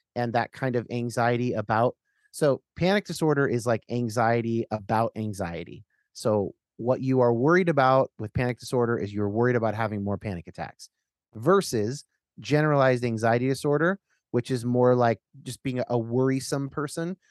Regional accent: Northern California, United States; I'm growing up in Northern California

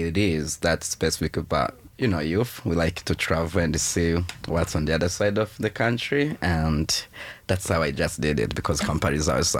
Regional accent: Kigali, Rwanda; also born or lived in Uganda; now in Toronto, Canada; Well, I was born in Rwanda, in Kigali to be specific. That's the capital city. And I've been in many places. I was in Uganda before I came to Canada for school in 2019.

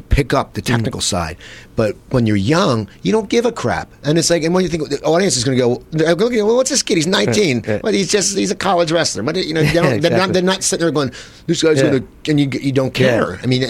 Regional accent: New Jersey, United States; because I'm from South Jersey and Rich is from South Jersey

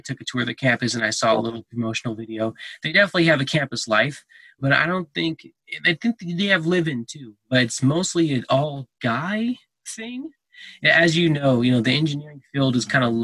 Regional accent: Texas, United States; now in Colorado, United States; I was born in Texas

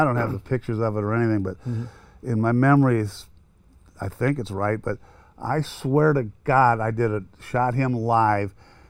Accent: Cleveland, Ohio, United States; You know, I'm from Cleveland.

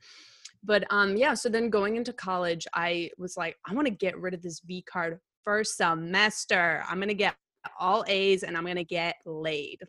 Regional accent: Glastonbury, Connecticut, United States; also born or lived in New York City; I grew up in Glastonbury

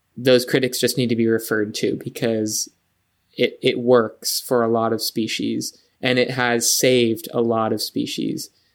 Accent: San Diego, California, United States; moved away as an adult; I grew up in San Diego

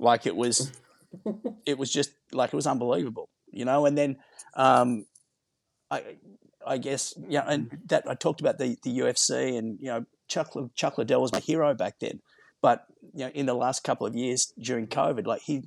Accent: Sydney, New South Wales, Australia; moved away as an adult; now in Los Angeles, United States; growing up in Maroubra

